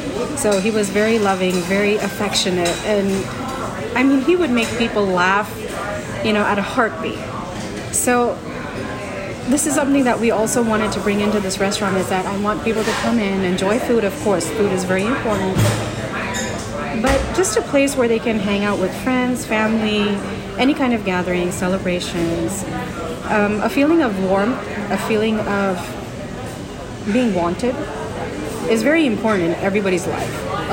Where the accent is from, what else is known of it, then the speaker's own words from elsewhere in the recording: Houston, Texas, United States; So, the kids are born and brought up in Houston. Okay. My parents are from India.